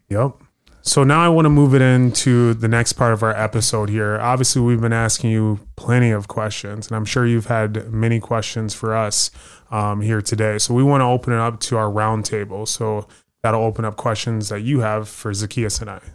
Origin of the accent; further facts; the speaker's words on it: Des Moines, Iowa, United States; Originally from Iowa